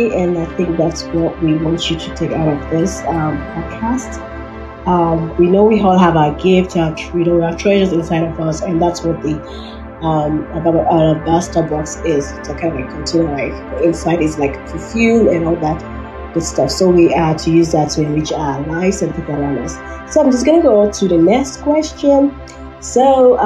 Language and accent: English; Nigeria; also born or lived in Fort McMurray, Alberta, Canada; now in Canada; I'm from Nigeria